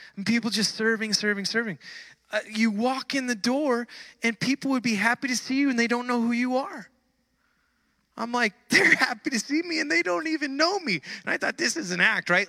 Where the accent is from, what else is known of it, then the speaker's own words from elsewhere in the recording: California, United States; We have our accent, we have our words we use. You know, in California, uh, we don't we don't pronounce the end of words